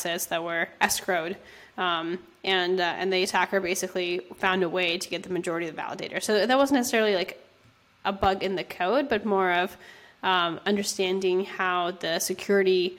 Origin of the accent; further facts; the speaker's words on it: San Francisco, California, United States; I'm from San Francisco